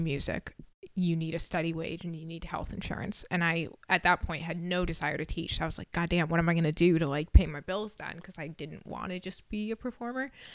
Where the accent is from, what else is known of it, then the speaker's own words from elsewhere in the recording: Massachusetts, United States; moved away as an adult; also born or lived in Vermont / Connecticut / California; now in Nashville, United States; I grew up in Massachusetts